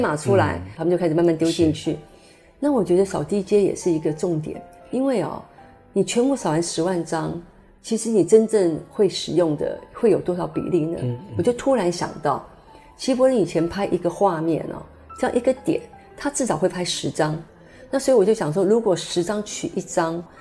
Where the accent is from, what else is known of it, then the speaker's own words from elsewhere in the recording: Taiwan; 是我们台湾人的骄傲